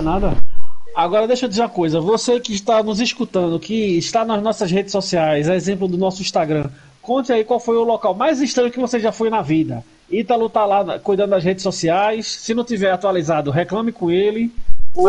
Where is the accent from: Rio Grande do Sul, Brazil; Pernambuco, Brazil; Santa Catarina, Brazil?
Pernambuco, Brazil; Recife